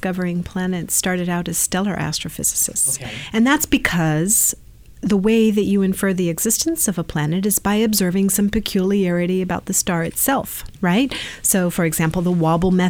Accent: East Bay, California, United States; also born or lived in Brazil; I grew up in the East Bay, did my undergrad at Berkeley and my grad at Santa Cruz

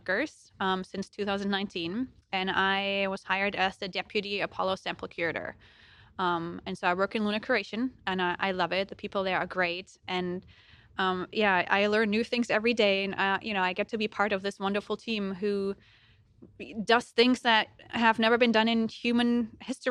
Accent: Germany; accent: German; English is a second language; moved away as an adult; you might hear a little accent when I talk, and that's because I'm German, and I was born in Germany, and I went to school there

